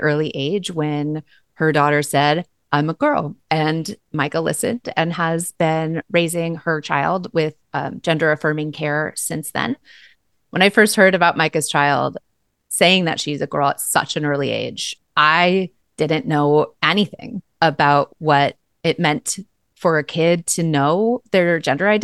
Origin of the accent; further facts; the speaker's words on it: Eugene, Oregon, United States; We grew up together here in Eugene for most of our young lives